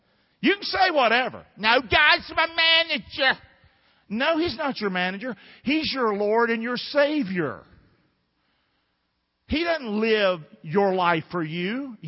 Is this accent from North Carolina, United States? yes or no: yes; Rockingham, North Carolina, United States; Some of y'all grew up in the big city. I grew up in Rockingham. We're just different people.